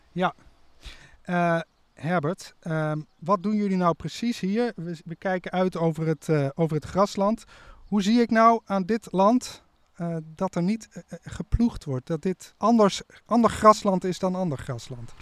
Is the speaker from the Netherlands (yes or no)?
yes; Nijmegen, Gelderland, Netherlands; Ik kom uit Nijmegen